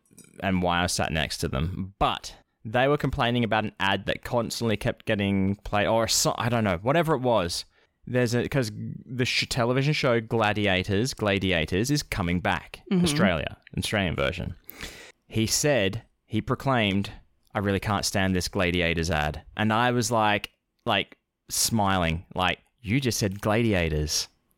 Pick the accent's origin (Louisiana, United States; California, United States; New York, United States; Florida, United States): New York, United States; Utica; I'm from Utica, and I've never heard that.